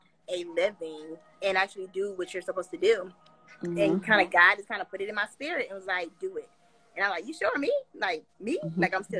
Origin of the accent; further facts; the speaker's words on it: South Carolina, United States; South Carolina, something.